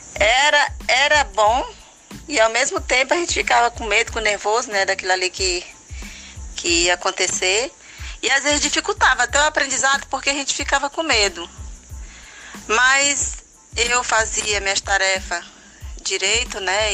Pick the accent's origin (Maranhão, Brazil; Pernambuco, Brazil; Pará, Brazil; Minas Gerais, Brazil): Maranhão, Brazil; Imperatriz; Eu nasci aqui na Imperatriz, minha família toda era daqui.